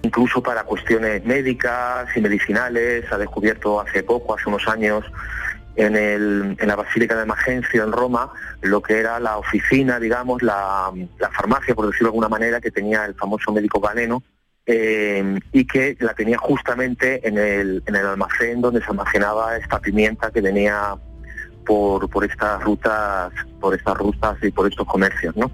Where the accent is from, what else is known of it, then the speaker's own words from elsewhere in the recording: Seville, Andalusia, Spain; nuestra Sevilla, por, por mi tierra y por Andalucía